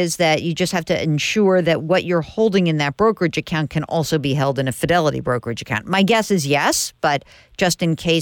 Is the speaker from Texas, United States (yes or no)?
no; New York, United States; I'm from New York